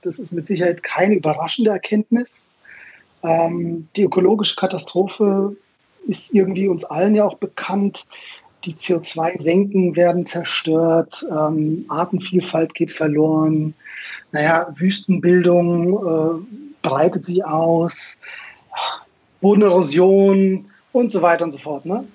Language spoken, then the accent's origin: German; Munich, Bavaria, Germany; also born or lived in Israel; ich komme aus München, in München geboren